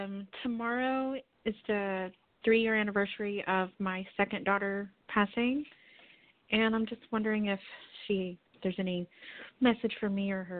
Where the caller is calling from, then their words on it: Texas, United States; I'm calling from Texas.